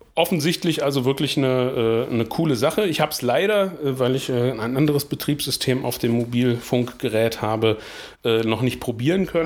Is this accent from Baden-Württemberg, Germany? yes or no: no; Blankenburg, Saxony-Anhalt, Germany; weil ich ja gebürtiger Blankenburger bin